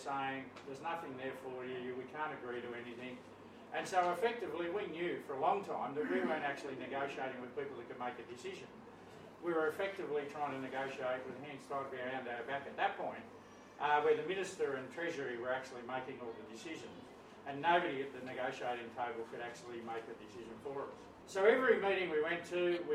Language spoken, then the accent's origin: English; Australia; I'm an Australian